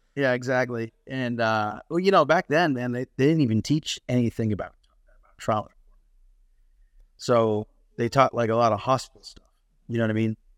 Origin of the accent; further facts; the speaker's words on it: Massachusetts, United States; moved away as an adult; also born or lived in North Carolina / Arizona; I grew up in Massachusetts, uh, born and raised.